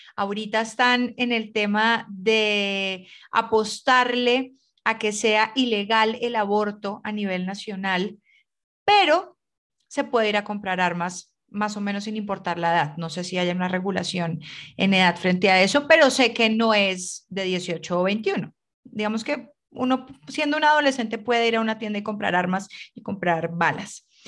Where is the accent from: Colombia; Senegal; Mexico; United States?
Colombia; nosotros como colombianos tenemos mucha familia